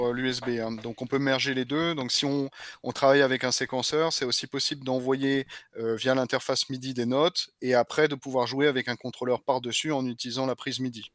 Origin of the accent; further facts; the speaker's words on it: France; moved away as an adult; now in Germany; je suis français, hein, mais euh, je suis basé en Allemagne depuis euh, maintenant une dizaine d'années